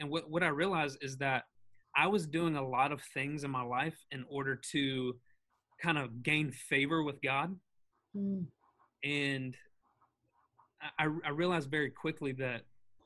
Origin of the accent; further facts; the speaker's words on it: the South, United States; now in Hendersonville, United States; I grew up in the South.